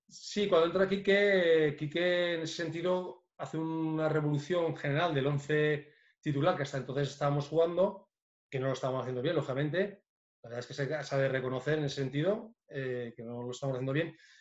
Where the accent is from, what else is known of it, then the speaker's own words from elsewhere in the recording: Biscay, Basque Country, Spain; moved away; also born or lived in Lleida; De donde yo también me considero porque soy, soy vizcaíno